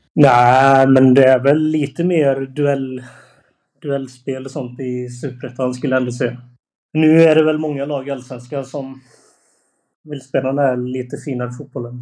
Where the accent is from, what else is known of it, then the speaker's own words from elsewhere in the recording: Annelund, Västra Götaland, Sweden; jag är från Annelund